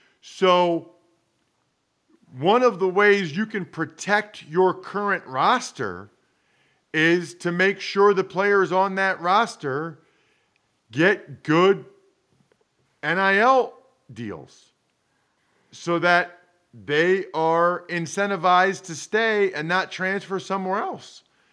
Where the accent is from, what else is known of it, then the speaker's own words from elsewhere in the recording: Reading, Pennsylvania, United States; I'm from Reading.